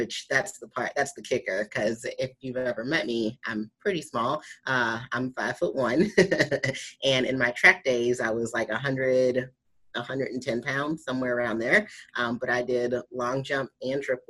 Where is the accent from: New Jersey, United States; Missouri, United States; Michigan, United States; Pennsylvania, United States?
Missouri, United States; St. Louis; I did the St. Louis Pro, which was in my hometown